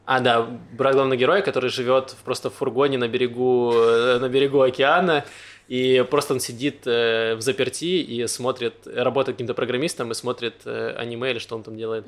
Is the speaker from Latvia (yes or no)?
no; Donetsk, Donetsk Oblast, Ukraine; also born or lived in Mariupol; now in Israel; Я из Донецка